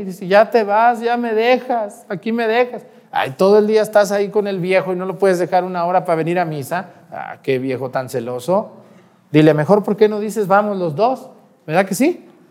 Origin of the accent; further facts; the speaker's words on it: Mexticacán, Jalisco, Mexico; moved away; Mi pueblo allá, Mesticacán, que es un pueblillo ahí, chiquillo ahí